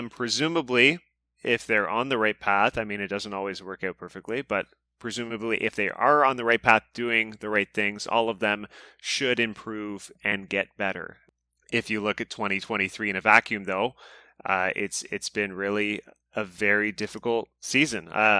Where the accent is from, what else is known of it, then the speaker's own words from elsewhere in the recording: Kingston, Ontario, Canada; I grew up in Kingston, Ontario, you know, small city.